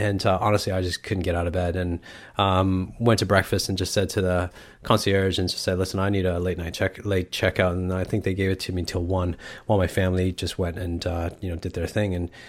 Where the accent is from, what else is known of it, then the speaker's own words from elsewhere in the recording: Canada; I'm Canadian, man. It's natural in me. It's a part of my DNA.